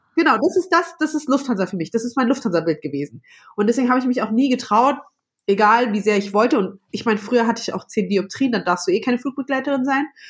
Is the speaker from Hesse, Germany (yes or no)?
yes; Frankfurt, Hesse, Germany; moved away as an adult; now in Vienna, Austria; wohne in Wien, aber meine Base sozusagen, also da, wo ich immer anfange zu arbeiten, ist München und bin eigentlich Frankfurterin